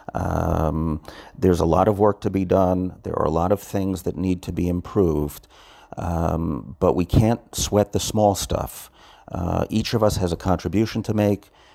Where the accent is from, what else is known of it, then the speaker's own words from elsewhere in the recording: New York, United States; moved away as an adult; now in Israel; I was born and raised in New York, and I grew up in a very Zionist family